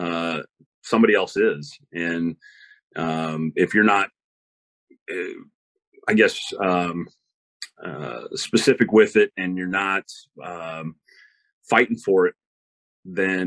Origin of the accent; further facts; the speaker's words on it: Kitsap Peninsula, Washington, United States; I grew up on the Kitsap Peninsula, we were only 30 miles away from Seattle, only 30 miles away from Tacoma